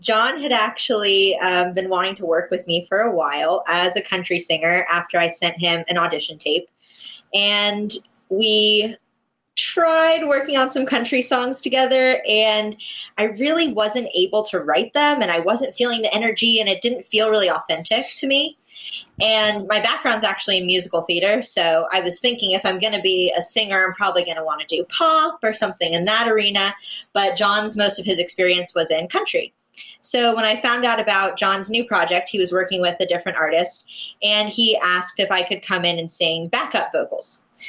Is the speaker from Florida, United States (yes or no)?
yes; West Palm Beach, Florida, United States; I'm from West Palm Beach.